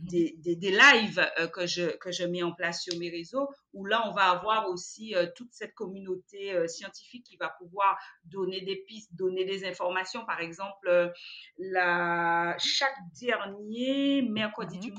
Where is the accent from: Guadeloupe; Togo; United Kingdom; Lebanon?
Guadeloupe; chez nous, aux Antilles, mon Dieu, en Guadeloupe particulièrement